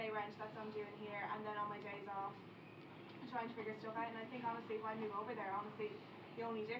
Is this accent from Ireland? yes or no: yes; Galway, Connacht, Ireland; moved away as an adult; now in Dublin, Ireland; so I'm not originally from Dublin, I'm from Galway, and I moved up here for college